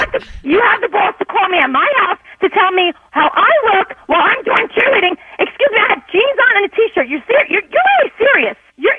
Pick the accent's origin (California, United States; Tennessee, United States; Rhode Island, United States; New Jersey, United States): New Jersey, United States; Newark; I'm from Newark.